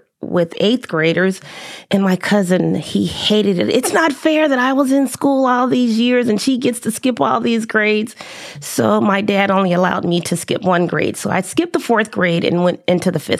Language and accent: English; Chicago, Illinois, United States; moved away as an adult; also born or lived in Alabama; now in Texas, United States; I was born and raised in Chicago